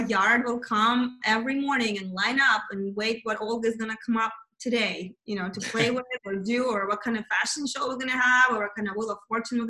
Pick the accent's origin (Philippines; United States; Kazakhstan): Kazakhstan; moved away; I was born in Kazakhstan, which is USSR, which, you know, that's kind of, I'm Russian though.